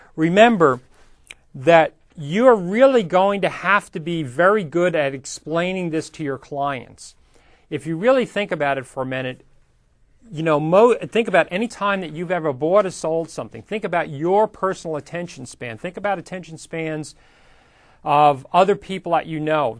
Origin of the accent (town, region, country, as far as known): United States